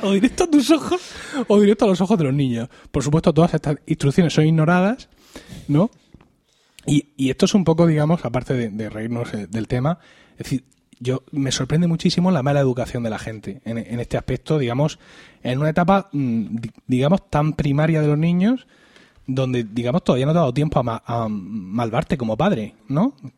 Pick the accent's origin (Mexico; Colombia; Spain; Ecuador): Spain; Murcia, Region of Murcia; also born or lived in Elche; Yo soy de aquí de Murcia